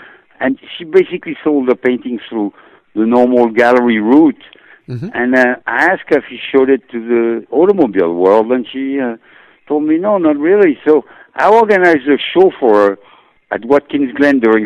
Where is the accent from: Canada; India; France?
France; moved away; I was born in France